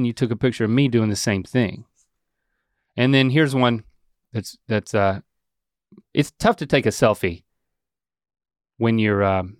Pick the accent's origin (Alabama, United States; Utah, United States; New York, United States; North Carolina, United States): North Carolina, United States; That's because I was born and raised in North Carolina.